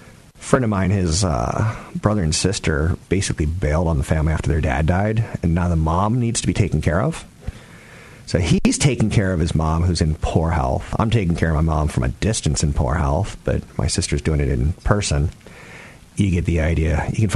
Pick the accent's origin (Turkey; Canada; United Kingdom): Turkey; also born or lived in Germany / Greece; I grew up in Turkey and Germany and Greece. I grew up overseas.